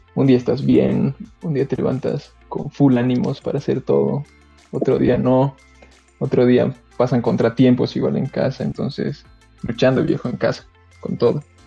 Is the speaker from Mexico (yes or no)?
no; Cochabamba, Bolivia; yo soy bien cochalo